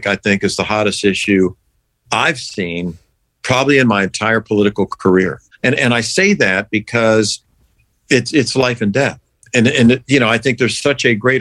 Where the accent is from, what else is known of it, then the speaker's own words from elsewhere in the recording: St. Petersburg, Florida, United States; also born or lived in Pennsylvania / Altoona; growing up in St. Pete was wonderful